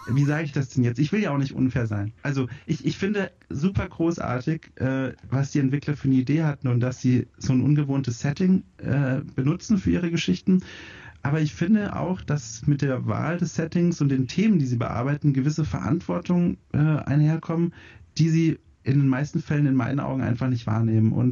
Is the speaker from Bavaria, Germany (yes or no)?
yes; Bavaria, Germany; Ähm, ich komme aus Franken, also Süddeutschland.